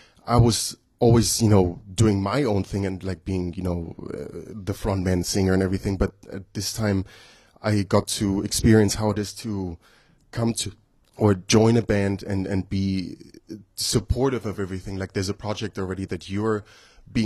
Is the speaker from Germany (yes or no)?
yes; Germany; now in United States; I'm from Germany